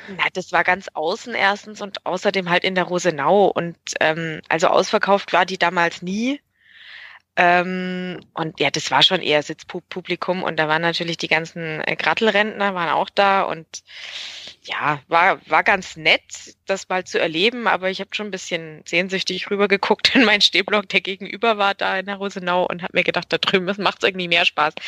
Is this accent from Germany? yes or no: yes; Augsburg, Bavaria, Germany; ich bin gebürtige Augsburgerin